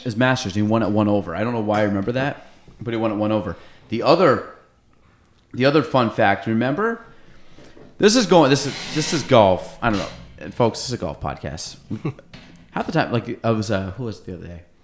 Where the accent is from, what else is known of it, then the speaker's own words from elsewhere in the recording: Chazy, New York, United States; we're kids from Chazy